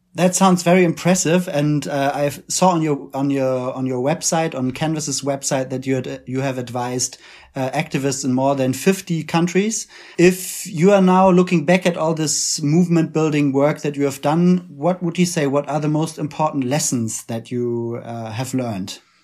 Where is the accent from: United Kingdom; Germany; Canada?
Germany; accent: German; English is a second language; as you can tell from our accents, we're both activists from Germany